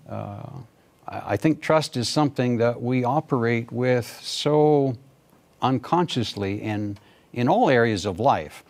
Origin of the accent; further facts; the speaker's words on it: Canada; moved away as an adult; also born or lived in Pakistan / India; I'm from Canada